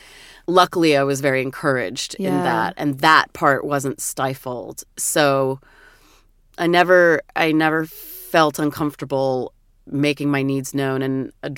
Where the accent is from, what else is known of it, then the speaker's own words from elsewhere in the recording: Portland, Oregon, United States; And I did have a couple of people in my growing up in my hometown who I could identify with in that way. And oh my God, I was so lucky because in Portland, Oregon, there was the City Nightclub